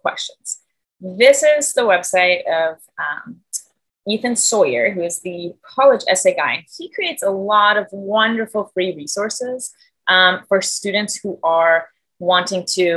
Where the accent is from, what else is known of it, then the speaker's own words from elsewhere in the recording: Germany; English is a second language; moved away as an adult; So I'm from Germany, born and raised, and I moved here when I was 20 years old and went to college here.